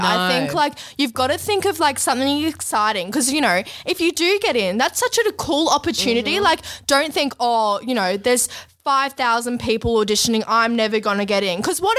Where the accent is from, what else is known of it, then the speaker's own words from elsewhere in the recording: Australia; I'm Australian.